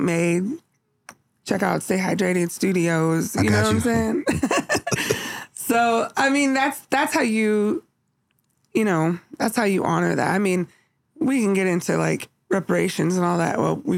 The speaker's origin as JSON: {"language": "English", "town": "San Jose", "region": "California", "country": "United States", "tie": "born or raised there", "moved": "yes", "said": "I grew up in California"}